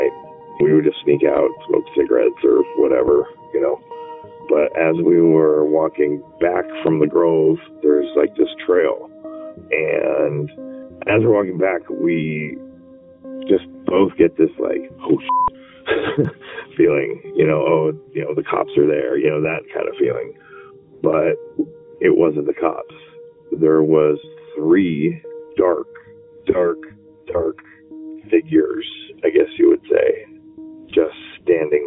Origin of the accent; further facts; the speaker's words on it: Lafayette, California, United States; I am from the Bay Area, actually Lafayette, California